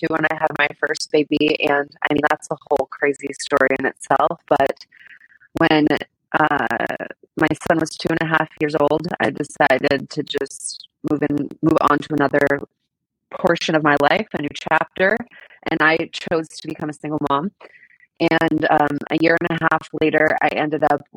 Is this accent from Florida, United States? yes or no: yes; Miami, Florida, United States; we were born and raised in Miami